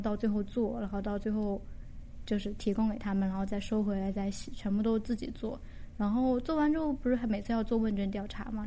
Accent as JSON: {"language": "Chinese", "region": "Jiangxi", "country": "China", "moved": "yes", "lives_now": "Japan", "said": "我是江西人，然后我是一，二零一零年来的日本，今年是第六年，然后前一年多是在语言学校，然后准备了一年的考试，上的现在的学校，今年是大四"}